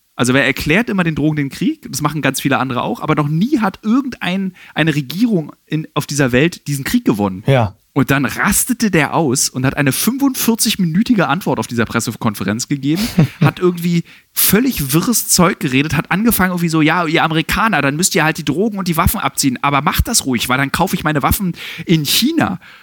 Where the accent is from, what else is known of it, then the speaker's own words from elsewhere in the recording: Berlin, Germany; als Berliner